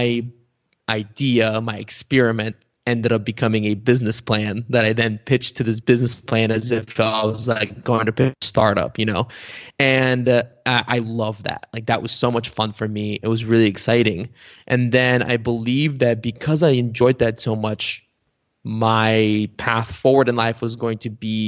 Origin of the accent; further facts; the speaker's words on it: Cincinnati, Ohio, United States; English is a second language; also born or lived in Bulgaria; where I grew up in Cincinnati